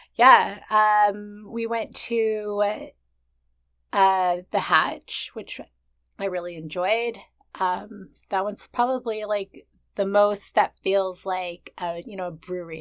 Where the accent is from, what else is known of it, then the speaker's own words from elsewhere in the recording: Vancouver, British Columbia, Canada; two Asians born and raised in Vancouver